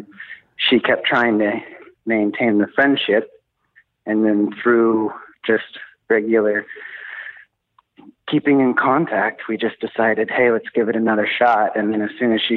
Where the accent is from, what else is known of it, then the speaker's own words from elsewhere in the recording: Oklahoma, United States; moved away as an adult; now in Helsinki, Finland; I'm from the States. I'm from Oklahoma originally